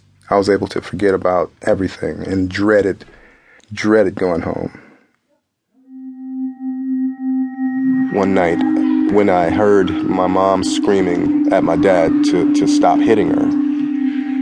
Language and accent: English; Detroit, Michigan, United States; I grew up in Detroit, Michigan, born in 1970.